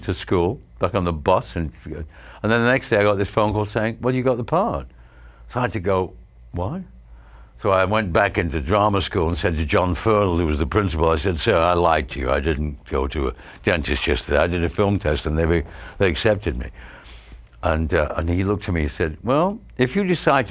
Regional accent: Stretford, North West England, United Kingdom; moved away as an adult; I was from Stretford.

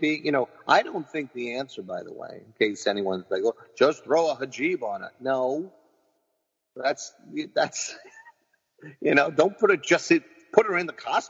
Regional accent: New York City, New York, United States; I'm a mutt, right? But I am, man. You know, I'm Irish. You know, for my whole life, I thought I was Irish and Spanish. It's actually Portuguese. That's what I find out. Because my mom doesn't know anything. God bless her. But all of that was filtered through the Bronx, you know.

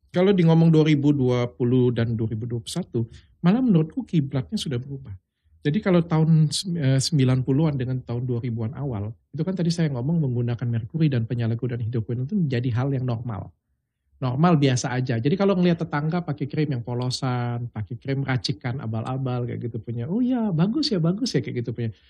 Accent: Palembang, South Sumatra, Indonesia; Karena aku kan bukan orang Jakarta, aku kan hmm. orang Palembang.

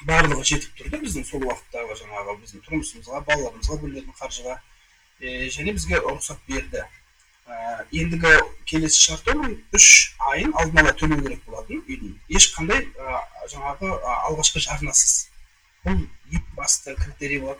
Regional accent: Kyzylorda, Kyzylorda Region, Kazakhstan; also born or lived in Almaty, Kazakhstan; now in Astana, Kazakhstan; бұған дейін алматыда тұрғанмын он сегіз жылдай туған жерім қызылорда

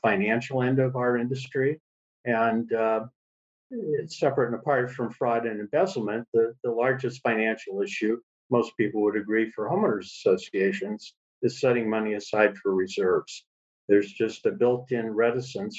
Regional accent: California, United States; also born or lived in St. Louis, Missouri; now in Hawaii, United States; I was born in St. Louis, Missouri a long time ago, and my father moved our family to California in the early

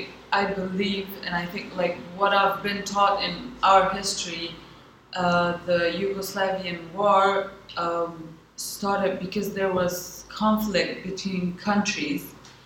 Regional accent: Kosovo; moved away as an adult; I come from Kosovo. I studied management and public policy, so that's my background. So I've been living in Kosovo my whole life, and this is the first time I'm living somewhere outside of Kosovo.

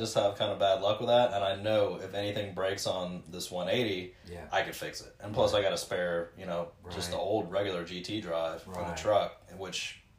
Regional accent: Cincinnati, Ohio, United States; I'm from Beechmont. Yeah. Yeah, yeah. We're born and raised right there.

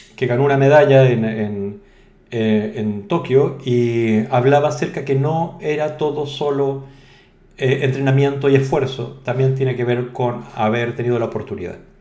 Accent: Chile; now in Spain; yo soy español, pero también soy inmigrante, o sea, eso me quita un 0,1%, ¿no? Soy chileno, mestizo y todo

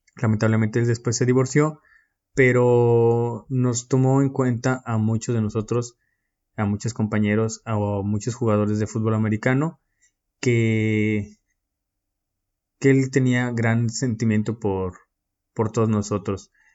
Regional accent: Mexico; moved away as an adult; now in Istanbul, Turkey

